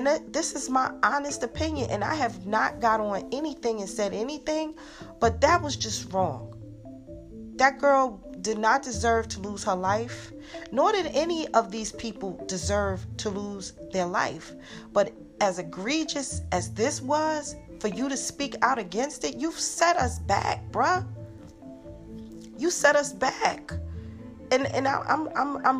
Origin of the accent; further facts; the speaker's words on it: Newark, New Jersey, United States; I'm from Newark